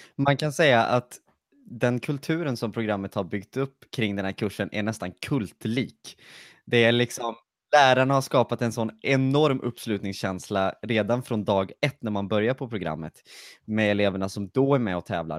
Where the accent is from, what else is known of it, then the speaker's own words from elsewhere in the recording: Lidköping, Västra Götaland, Sweden; Jag kommer från Lidköping.